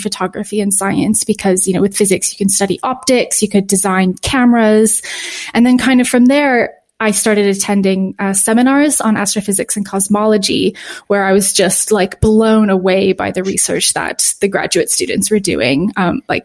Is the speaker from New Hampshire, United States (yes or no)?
yes; New Hampshire, United States; moved away as an adult; also born or lived in Tennessee; I'm from New Hampshire, actually. So New England